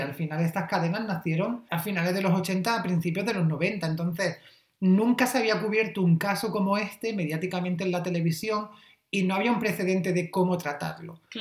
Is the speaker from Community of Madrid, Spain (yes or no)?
no; Almería, Andalusia, Spain; en mi pueblo, que es un pueblo de Almería